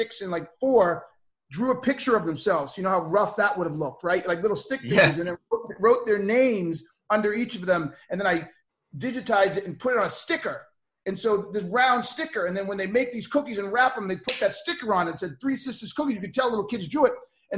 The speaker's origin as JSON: {"language": "English", "town": "Boston", "region": "Massachusetts", "country": "United States", "tie": "born or raised there", "said": "I grew up in Boston. It's the best way to put it. Kind of bounced all over."}